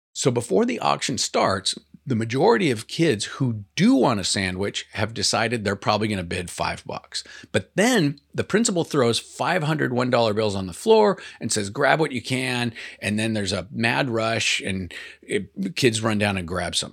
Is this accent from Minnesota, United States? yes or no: no; Portland, Oregon, United States; I'm from Portland